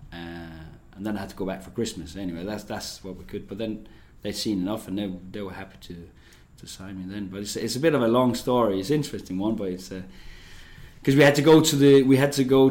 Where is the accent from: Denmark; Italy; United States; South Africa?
Denmark; moved away; also born or lived in England; I grew up on a farm in the rural area of Denmark